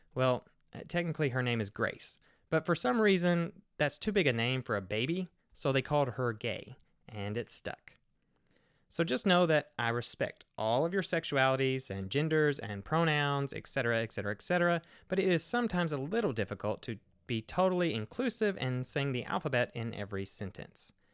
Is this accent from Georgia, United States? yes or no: no; Kentucky, United States; I grew up in the Bible Belt of Kentucky myself